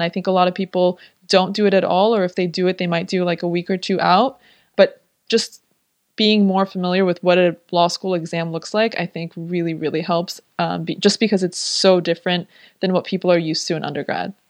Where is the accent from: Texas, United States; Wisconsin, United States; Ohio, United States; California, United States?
California, United States; Los Angeles; moved away as an adult; now in New York, United States; I'm from Los Angeles, so I thought I was gonna stay in L